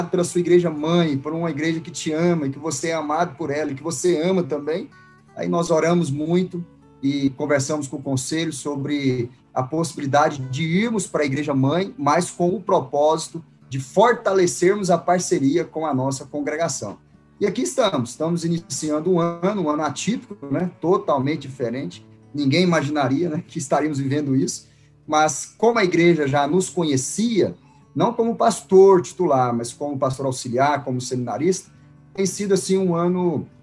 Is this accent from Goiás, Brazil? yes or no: yes; Goiânia, Goiás, Brazil; sou aqui de Goiânia, natural de Goiânia.